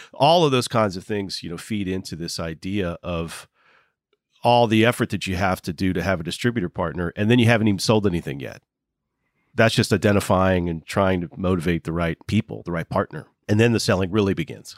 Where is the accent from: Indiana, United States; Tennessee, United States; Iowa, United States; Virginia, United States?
Virginia, United States; Waynesboro; now in West Virginia, United States; my hometown. One guy grew up five houses down from me in Waynesboro, Virginia